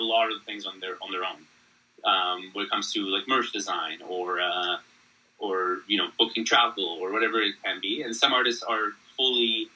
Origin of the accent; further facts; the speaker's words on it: Canada; I'm Canadian